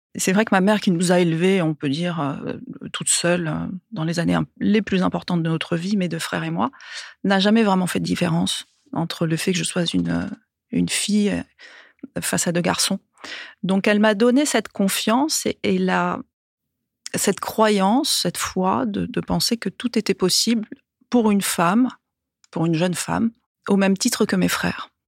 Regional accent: Ajaccio, Corsica, France; moved away as an adult; also born or lived in Paris, France; now in Aix-en-Provence, France; J'ai grandi dans une école euh, plutôt sauvage euh, sur la rive sud d'Ajaccio, que j'ai quittée ensuite pour aller au lycée Fèche à Ajaccio

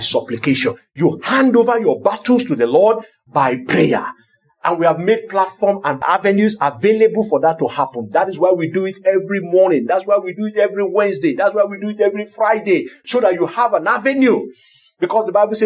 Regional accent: Lagos, Nigeria; I grew up in Lagos

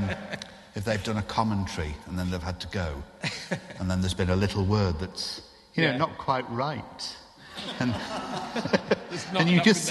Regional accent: Lancashire, North West England, United Kingdom; when I was growing up in Lancashire

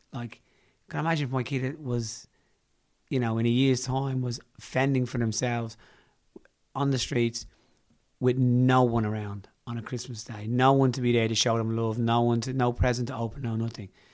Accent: Ireland; being Irish

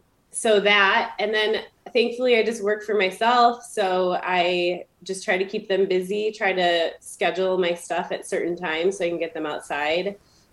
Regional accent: Michigan, United States

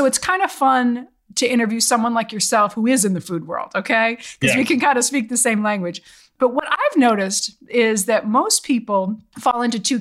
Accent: Boston, Massachusetts, United States; I'm from Boston

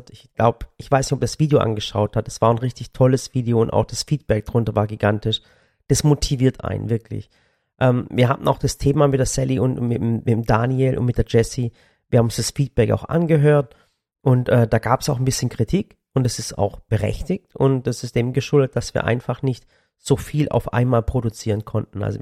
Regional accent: Sinop, Turkey; Und dass ich den Kids mal zeigen, wo ich herkomme.

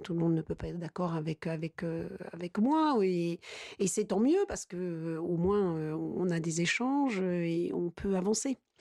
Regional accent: La Châtre, Centre-Val de Loire, France; je suis née dans le sud du département, La Châtre

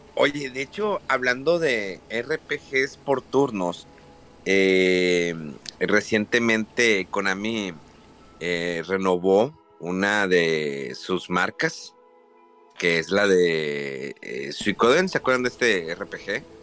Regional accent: Monterrey, Nuevo León, Mexico; moved away; si soy de Monterrey

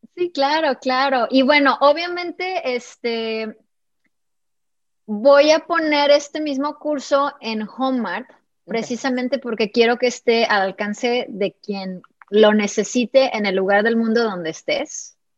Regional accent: Mexico; also born or lived in California; soy mexicana

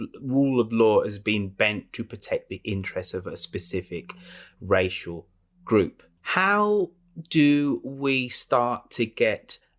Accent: United Kingdom; I'm British

